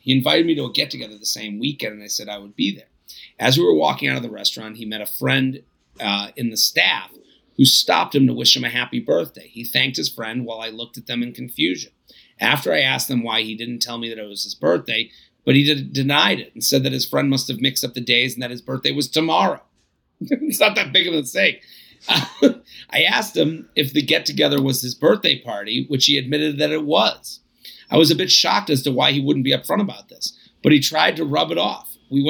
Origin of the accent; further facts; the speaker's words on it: Sweden; I was back in my hometown in Sweden for a few months before I had plans to move to the UK.